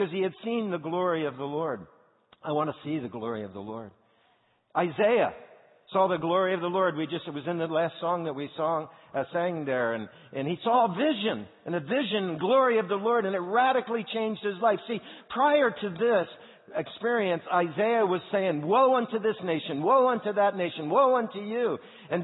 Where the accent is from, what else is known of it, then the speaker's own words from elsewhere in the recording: Indianapolis, Indiana, United States; I'm from Indianapolis